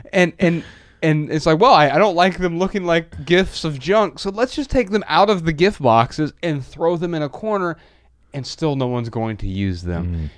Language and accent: English; Midwest, United States; now in Los Angeles, United States; growing up in the Midwest